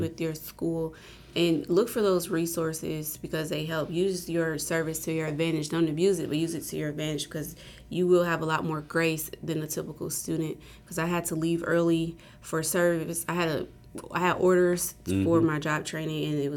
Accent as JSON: {"language": "English", "town": "Indianapolis", "region": "Indiana", "country": "United States", "moved": "as an adult", "said": "I'm from Indianapolis, Indiana"}